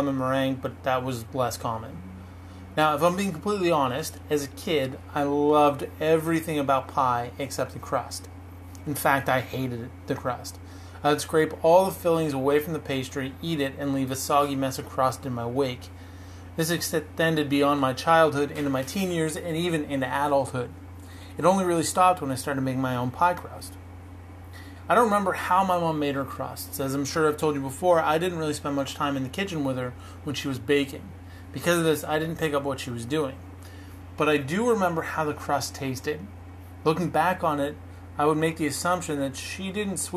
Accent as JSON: {"language": "English", "country": "Canada", "said": "I'm Canadian"}